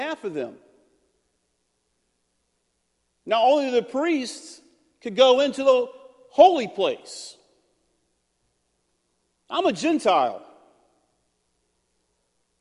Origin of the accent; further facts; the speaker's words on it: United States; I'm an American